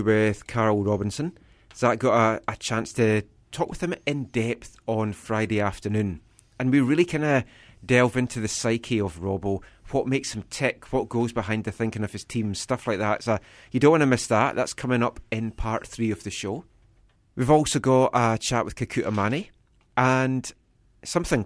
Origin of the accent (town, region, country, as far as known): Scotland, United Kingdom; accent: Scottish; now in Vancouver, Canada